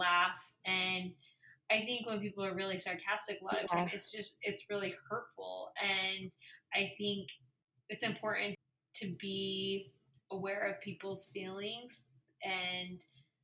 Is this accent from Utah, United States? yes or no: yes; Utah, United States; I grew up in Utah